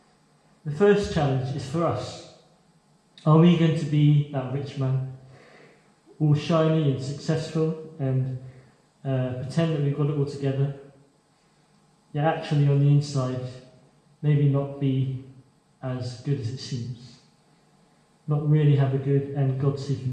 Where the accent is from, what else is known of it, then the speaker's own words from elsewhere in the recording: China; moved away; I'm from China.